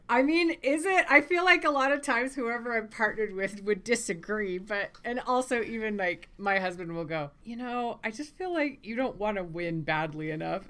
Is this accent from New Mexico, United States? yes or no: yes; Las Cruces, New Mexico, United States; also born or lived in Coleraine, Northern Ireland; I grew up in Las Cruces, America. That's what my dad always called it, but Las Cruces, New Mexico